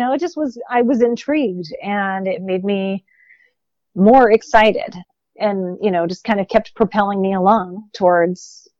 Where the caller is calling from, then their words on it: Seattle, Washington, United States; hi, I'm calling from Seattle